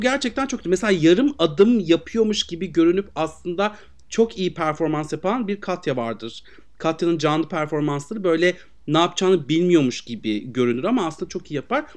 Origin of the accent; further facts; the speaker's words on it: Aegean Region, Turkey; bizim oralar Egeli